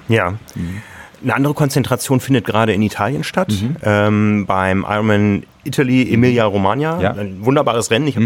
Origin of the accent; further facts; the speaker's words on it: Hamburg, Germany; ich bin Hamburger